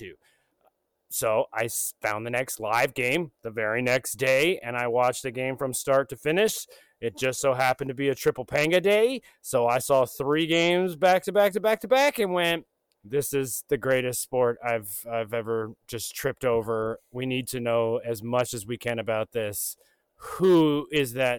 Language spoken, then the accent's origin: English; United States; I'm an American. I only speak 2 languages, English and bad English